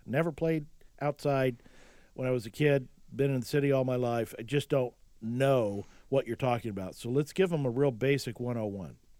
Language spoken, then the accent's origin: English; Oklahoma, United States; I grew up in Oklahoma and I played in the yard